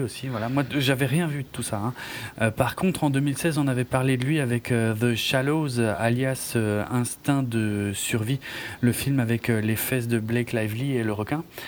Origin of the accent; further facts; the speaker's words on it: France; chez nous en France